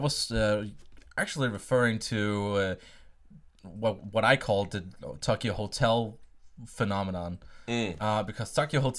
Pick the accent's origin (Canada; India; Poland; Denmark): Denmark; English is a second language; also born or lived in Sweden; I've lived and raised in Denmark since I was 4 years old.